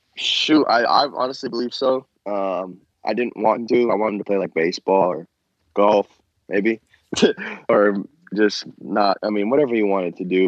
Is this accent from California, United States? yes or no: yes; Bay Area, California, United States; moved away as an adult; I'm from the Bay Area